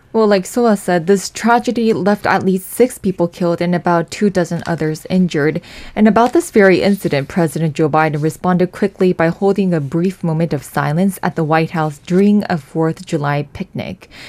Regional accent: South Korea; born and raised in Korea

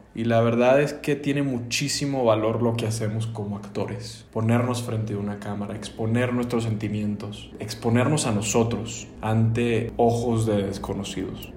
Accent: Venezuela; also born or lived in Los Angeles, United States; now in Mexico City, Mexico; como venezolano

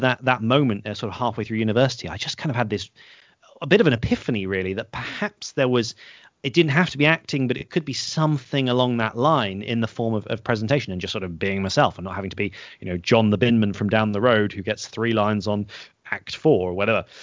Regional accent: the Cotswolds, South West England, United Kingdom; accent: posh; growing up in the Cotswolds

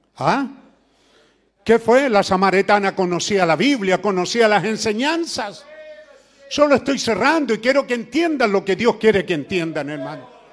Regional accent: Chile; somos chilenos

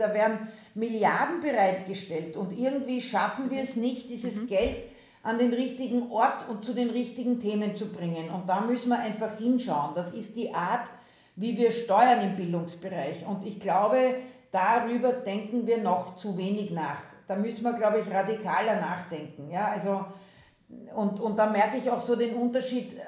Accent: Austria; moved away as an adult; now in Germany; ursprünglich komme ich aus Österreich, das hört man

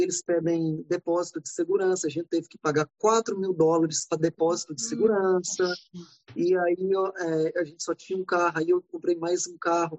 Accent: Brazil; moved away as an adult; also born or lived in Atlanta, United States; now in Los Angeles, United States; a gente é brasileiro

